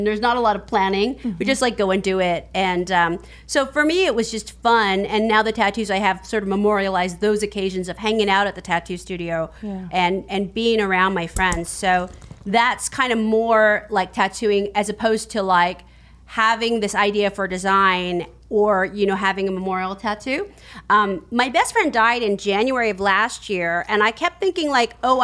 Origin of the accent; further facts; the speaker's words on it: San Francisco, California, United States; I'm from San Francisco. I grew up there